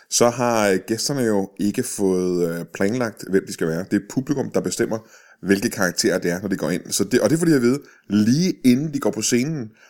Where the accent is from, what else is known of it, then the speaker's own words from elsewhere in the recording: Tune, Zealand, Denmark; Jeg er fra Tune.